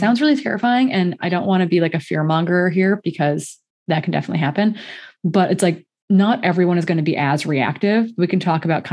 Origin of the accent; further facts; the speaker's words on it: Midwest, United States; moved away; also born or lived in Montana; Originally, I grew up in the Midwest where we routinely had cold days.